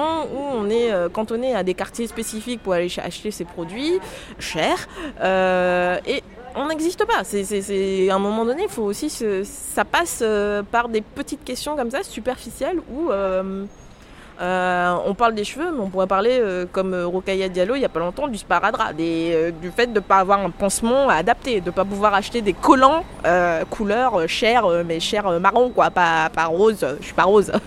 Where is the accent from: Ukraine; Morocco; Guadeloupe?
Guadeloupe; moved away as an adult; now in Nantes, France; je viens de la Guadeloupe où je suis née et où j'ai passé en fait euh, mon enfance et ma jeunesse jusqu'à mes 19 ans